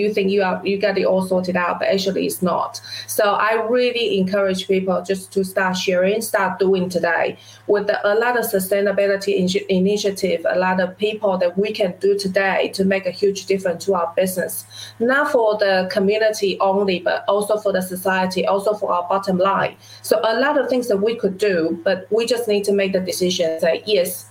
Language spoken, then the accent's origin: English; Taiwan; now in New Zealand; as a child growing up in Taiwan in a small village, I would never imagine that I would be sitting in New Zealand running my own business for the past 13 years